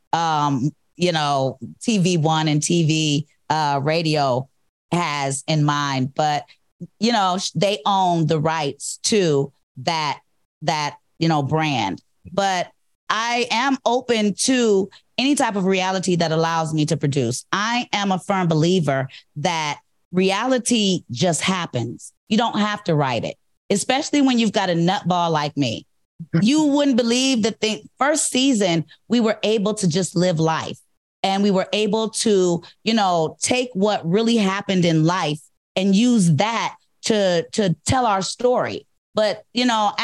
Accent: Cleveland, Ohio, United States; moved away; I'm from Cleveland

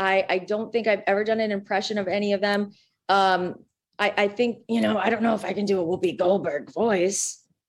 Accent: Minnesota, United States; Because I'm from Minnesota

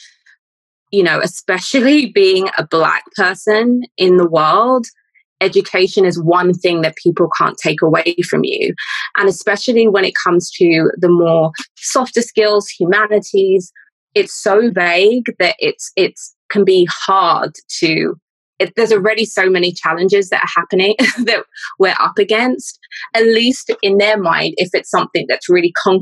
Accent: London, United Kingdom; I am Londoner born and raised

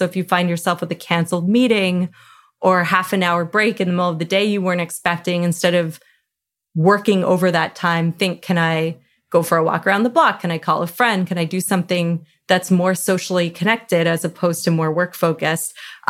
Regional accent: Canada; I'm Canadian

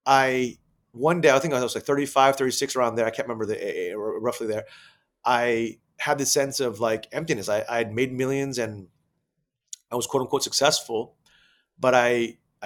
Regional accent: Thailand; moved away; also born or lived in United States; Asia, where I'm originally from, and I grew up in Thailand

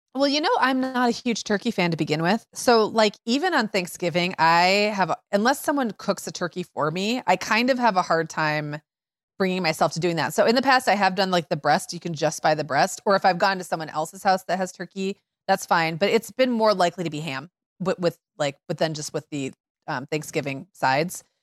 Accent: Midwest, United States; I grew up in Midwest 80s where casseroles were still really hanging on

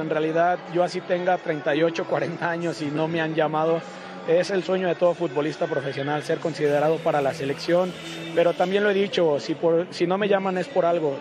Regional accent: Mexico; soy mexicano

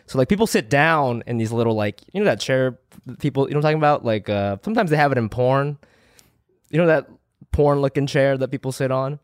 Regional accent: Chiba, Japan; now in Los Angeles, United States; I was born there

